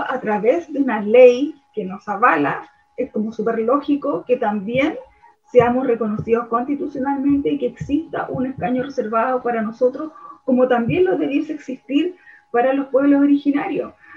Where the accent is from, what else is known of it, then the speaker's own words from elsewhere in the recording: Chile; somos chilenos y que como chilenos